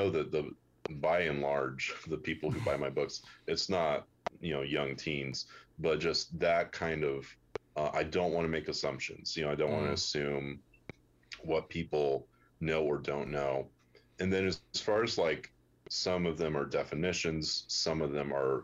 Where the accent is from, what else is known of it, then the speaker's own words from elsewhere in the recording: United States; as an American reader